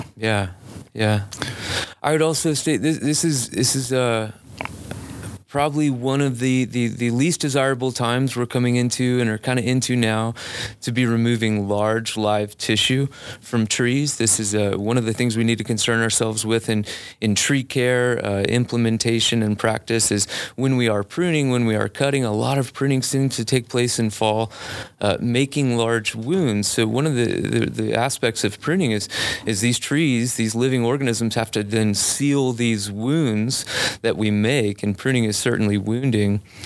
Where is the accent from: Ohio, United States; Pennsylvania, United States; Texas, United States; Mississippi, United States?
Mississippi, United States; Biloxi; moved away as an adult; also born or lived in Colorado; I grew up in Biloxi, Mississippi.